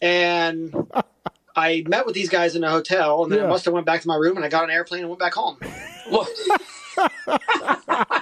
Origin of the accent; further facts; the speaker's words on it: Florida, United States; I'm from Florida